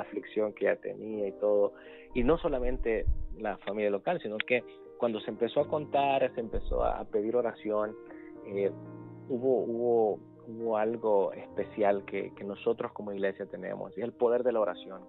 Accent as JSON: {"language": "Spanish", "country": "El Salvador", "tie": "born or raised there", "also_born_or_lived": "San Benito, Texas / Montemorelos, Mexico / Washington, D.C. area", "moved": "yes", "said": "crecí en El Salvador"}